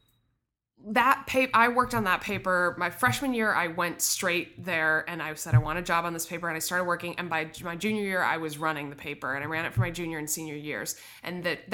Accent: Midwest, United States; moved away; I'm from the Midwest.

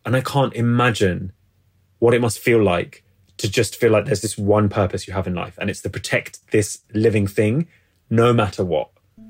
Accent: England, United Kingdom; And I think, you know, I am English, but I'd say I'm a different type of English to the kind of majority English sensibility.

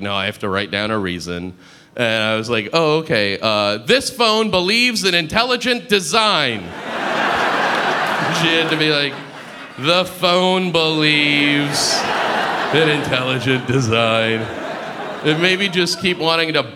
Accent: United States

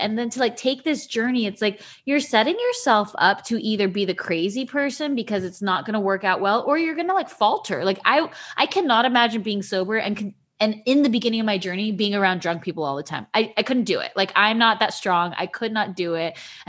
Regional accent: Orange County, California, United States; I grew up in Orange County my entire life.

